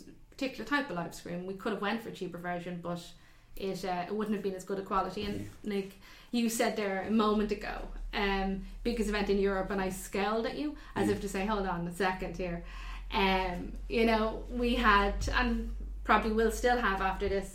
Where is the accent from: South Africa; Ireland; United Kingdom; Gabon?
Ireland; we're Irish